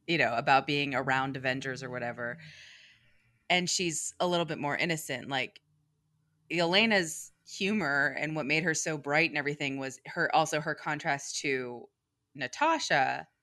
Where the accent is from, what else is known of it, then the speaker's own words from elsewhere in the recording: New York City, New York, United States; I am a New Yorker, and I am an East Coast girl for life